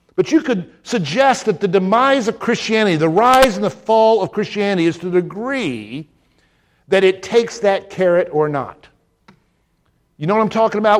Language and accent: English; Deep South, United States; moved away; as a young man growing up in the deep south. I mean, I felt I was back in my southern home